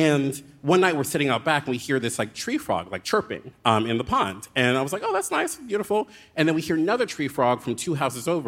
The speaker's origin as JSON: {"language": "English", "town": "Baltimore", "region": "Maryland", "country": "United States", "tie": "born or raised there", "also_born_or_lived": "Philadelphia", "moved": "as an adult", "said": "I moved back to Baltimore from Philadelphia against my will"}